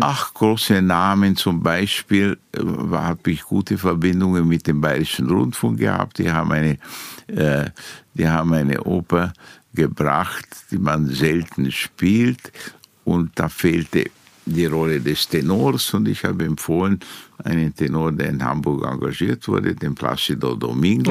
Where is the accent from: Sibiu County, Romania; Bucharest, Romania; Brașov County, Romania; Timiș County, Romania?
Timiș County, Romania; Timișoara; moved away as an adult; now in Vienna, Austria; in Timisoara, in Temeswar, wo ich geboren bin